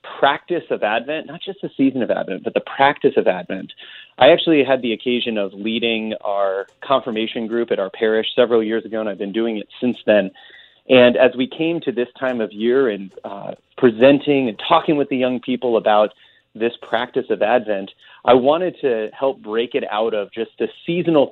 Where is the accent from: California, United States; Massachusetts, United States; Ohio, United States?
California, United States; Southern; moved away as an adult; also born or lived in Nutley, New Jersey / Tennessee; now in Notre Dame, United States; I was born in Nutley, New Jersey. Spent a little bit of time growing up in Tennessee. Grew up for the most part in Southern California